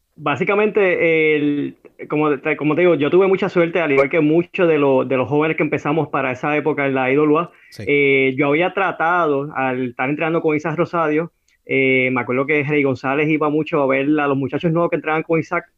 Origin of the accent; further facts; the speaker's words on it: Carolina, Puerto Rico; Yo me crié en Isla Verde.